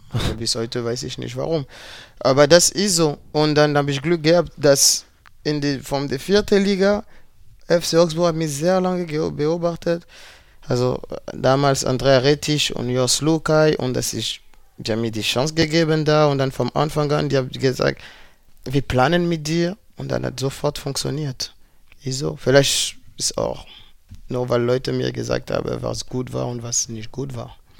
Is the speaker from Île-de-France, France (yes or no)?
yes; Paris, Île-de-France, France; German is a second language; moved away; also born or lived in Berlin; Ich komme aus Paris